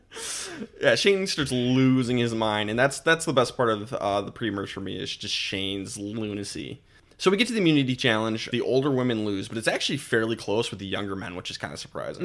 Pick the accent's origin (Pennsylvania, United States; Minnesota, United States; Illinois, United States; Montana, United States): Minnesota, United States; we're all originally from Minnesota